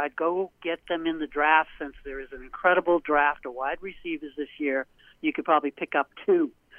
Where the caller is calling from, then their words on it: Portland, Maine, United States; Portland, Maine.